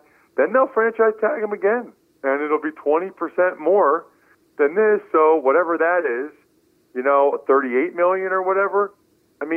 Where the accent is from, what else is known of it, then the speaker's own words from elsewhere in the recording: eastern Pennsylvania, United States; our hometown in eastern Pennsylvania